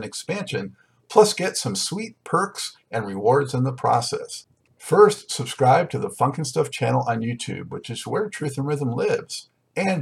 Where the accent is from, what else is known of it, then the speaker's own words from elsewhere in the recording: Los Angeles, California, United States; now in North Carolina, United States; I'm originally from Los Angeles, but been out here for a while